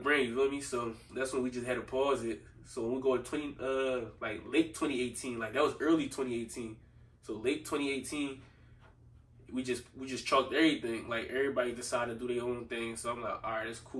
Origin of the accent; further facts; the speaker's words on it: Philadelphia, Pennsylvania, United States; I grew up in Southwest Philly